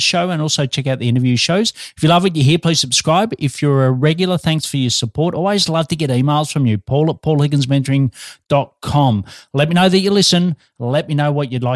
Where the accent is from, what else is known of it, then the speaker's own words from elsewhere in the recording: Australia; also born or lived in Melbourne, Australia; I'm an Aussie working globally from Melbourne, Australia.